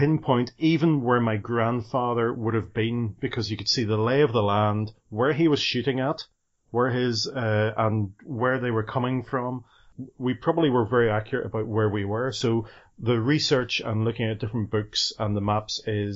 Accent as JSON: {"language": "English", "region": "Northern Ireland", "country": "United Kingdom", "tie": "born or raised there", "said": "growing up in Northern Ireland"}